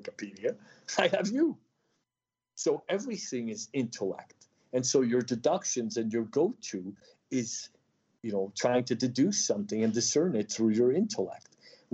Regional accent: Odesa, Odesa Oblast, Ukraine; moved away; also born or lived in New York / Taos, New Mexico; I'm a New Yorker. I came from Odessa.

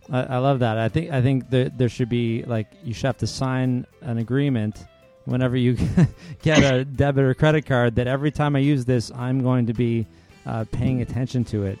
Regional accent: Canada; I'm Canadian

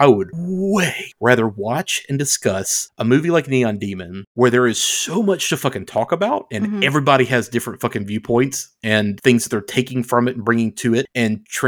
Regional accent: United States; I am American

